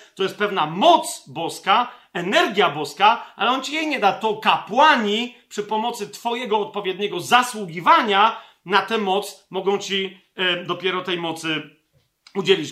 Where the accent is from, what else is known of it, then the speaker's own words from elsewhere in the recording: Poland; Ja, jako Polak, jako Polka